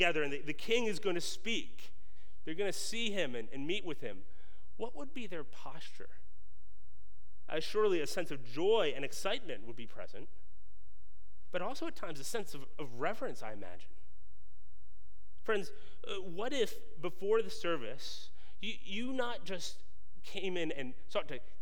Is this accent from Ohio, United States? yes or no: no; just north of Baltimore, Maryland, United States; I grew up in Maryland, just north of Baltimore